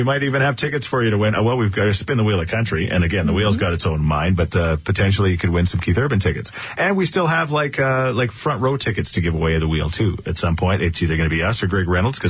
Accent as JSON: {"language": "English", "town": "Thorsby", "region": "Alberta", "country": "Canada", "tie": "born or raised there", "said": "Thorsby, my hometown"}